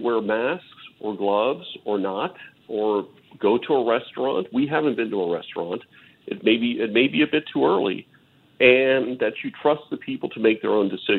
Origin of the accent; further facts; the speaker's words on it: New Orleans, Louisiana, United States; we're from New Orleans, Louisiana, a great culture, a great thing.